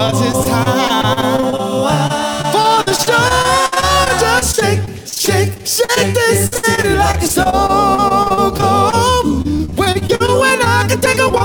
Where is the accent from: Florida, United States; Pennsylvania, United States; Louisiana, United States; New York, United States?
Florida, United States; West Palm Beach; West Palm Beach, Florida